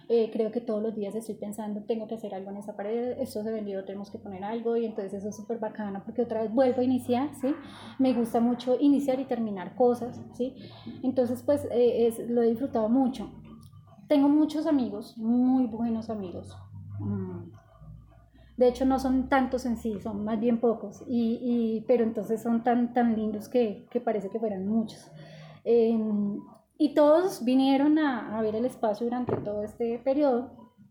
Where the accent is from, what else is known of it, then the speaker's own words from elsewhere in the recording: Tolima, Colombia; now in Bogotá, Colombia; Eh, del Tolima.